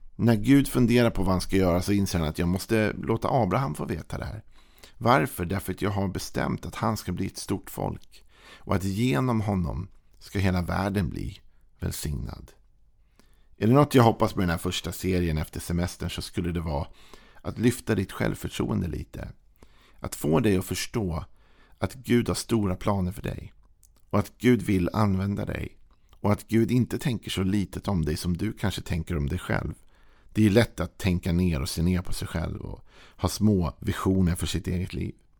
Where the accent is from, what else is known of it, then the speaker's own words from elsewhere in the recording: Sweden; som svensk när vi lever med vår jantelag